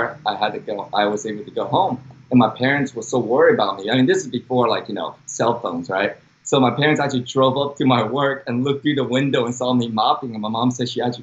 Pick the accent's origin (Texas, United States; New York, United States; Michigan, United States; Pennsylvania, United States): Texas, United States; Dallas; accent: Texan; also born or lived in Taiwan; grew up in Dallas, Texas